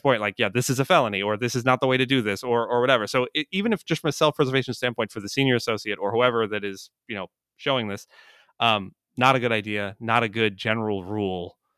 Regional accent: Jersey Shore, New Jersey, United States; I grew up on the Jersey Shore

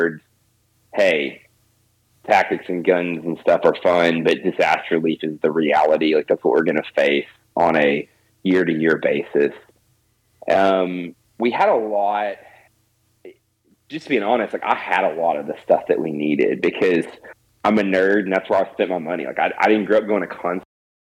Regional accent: Arkansas, United States; I'm born and raised in Arkansas

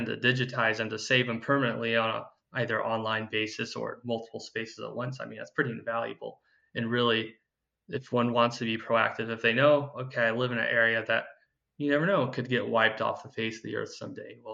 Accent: Paradise, California, United States; I'm from Paradise originally, and that was a town that got wiped out in the campfire in 2018

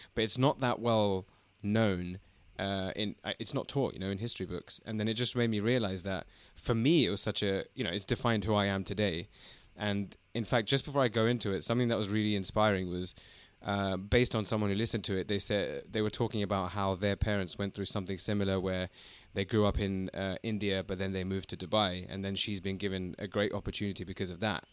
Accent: London, United Kingdom; also born or lived in China; we're both from London, we're both North London boys

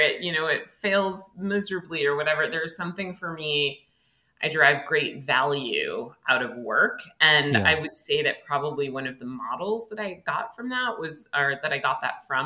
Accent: Connecticut, United States; moved away as an adult; also born or lived in New York; now in Philadelphia, United States; I actually lived in Connecticut until I was in my 20s. I grew up in Connecticut

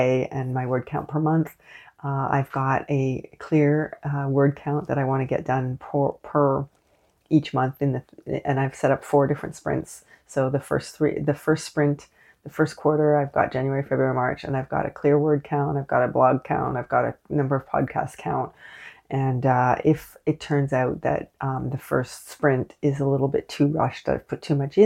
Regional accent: Canada; also born or lived in Montreal; I am unapologetically Canadian.

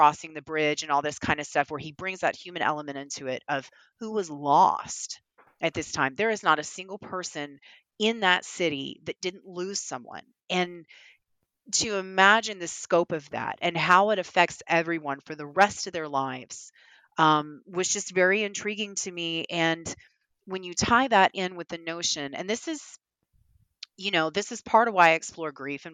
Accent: the South, United States; I'm a Southerner

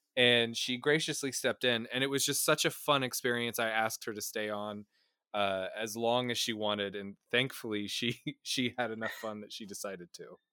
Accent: Midwest, United States; I grew up in the Midwest.

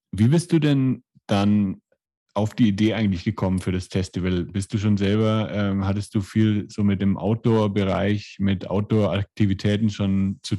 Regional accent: Germany; now in Erfurt, Germany; Ja, ich komme direkt aus Bad.

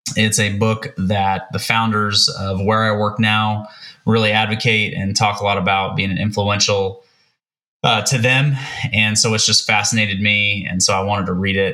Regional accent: Kansas City, United States; moved away as an adult; now in Oklahoma City, United States; do not live in Kansas City, but I'm originally from Kansas City

